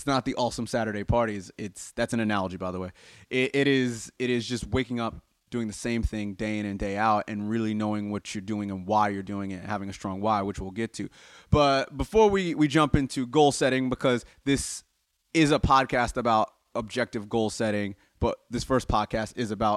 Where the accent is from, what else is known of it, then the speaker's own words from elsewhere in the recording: United States; I'm obviously American